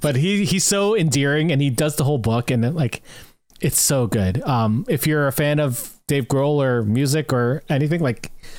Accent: St. Catharines, Ontario, Canada; I grew up in St. Catharines, so I was friends with all of the people of the scene there.

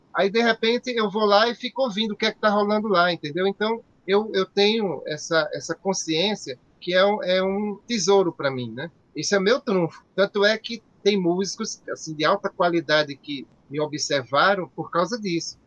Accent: Natal, Rio Grande do Norte, Brazil; eu nasci aqui em Santo Rei

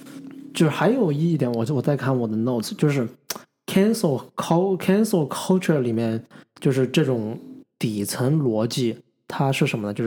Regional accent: China; 就我作为一个中国人，I feel proud about my own nation。

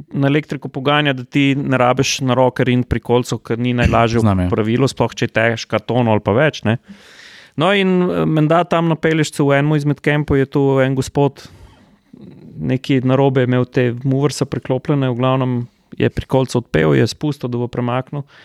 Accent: Slovenia; Kle smo tudi Slovenci zelo veliko pomagali kot gostje, kot redni gostje in tako naprej.

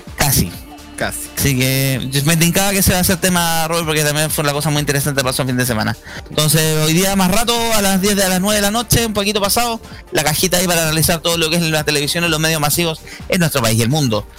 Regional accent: Chile

